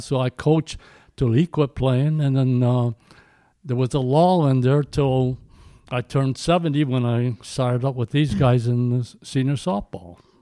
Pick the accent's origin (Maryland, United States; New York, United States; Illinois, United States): Illinois, United States; Addison; I grew up in Addison, Illinois